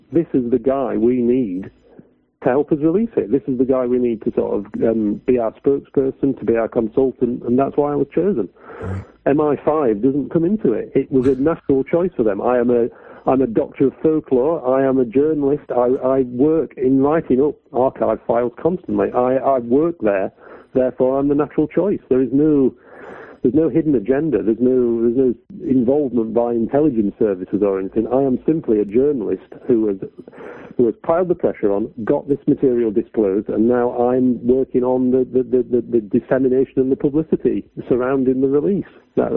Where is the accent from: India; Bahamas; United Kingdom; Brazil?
United Kingdom; as a British taxpayer